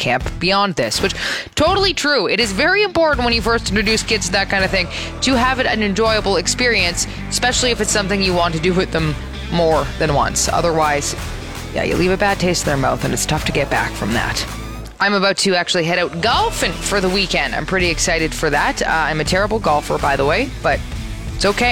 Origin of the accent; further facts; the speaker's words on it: Toronto, Ontario, Canada; if you're from Toronto, like I am, you know that you don't say that second T.